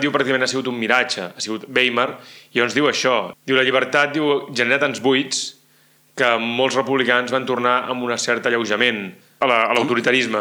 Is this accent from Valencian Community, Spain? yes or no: no; Catalonia, Spain; com a catalans seguíem vivint marginats també dintre de Catalunya